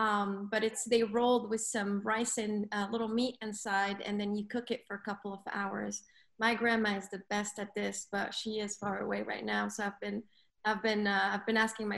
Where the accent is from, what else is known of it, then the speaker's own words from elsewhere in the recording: Lebanon; also born or lived in Africa; So I grew up in Africa, right? I'm Lebanese, but I grew up in Africa for probably, I would say, anywhere between 12 to 14 years, if I remember.